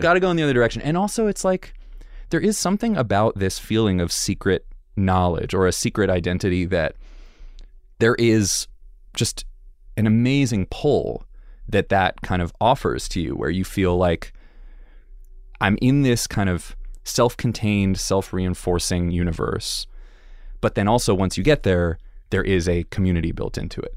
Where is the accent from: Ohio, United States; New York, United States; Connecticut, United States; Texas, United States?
Connecticut, United States; Connecticut suburbs, United States; I grew up in the Connecticut suburbs.